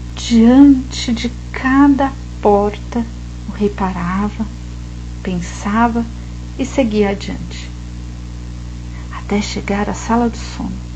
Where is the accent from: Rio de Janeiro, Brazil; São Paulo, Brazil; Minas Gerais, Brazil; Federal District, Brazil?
São Paulo, Brazil; São José dos Campos; Eu nasci em São José dos Campos, no interior de São Paulo, região do Vale do Paraíba